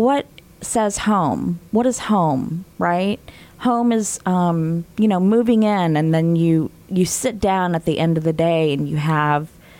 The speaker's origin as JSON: {"language": "English", "region": "Indiana", "country": "United States", "tie": "born or raised there", "said": "I grew up in Indiana, right? I've had opportunities to move away in my previous careers, and I have never left"}